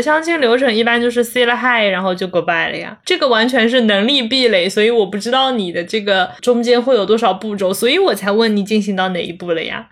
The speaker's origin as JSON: {"language": "Chinese", "region": "Zhejiang", "country": "China", "also_born_or_lived": "Chengdu", "said": "当时是在成都，我是浙江人嘛，然后在成都是大概住了一年好像，就听不懂他们的方言，然后听不懂川普"}